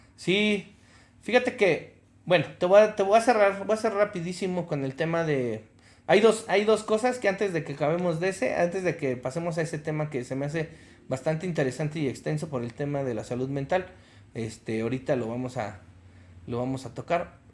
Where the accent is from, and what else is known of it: Mexico